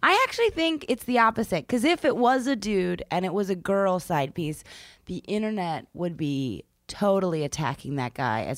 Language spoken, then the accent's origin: English; Philadelphia, Pennsylvania, United States; I'm from Philadelphia.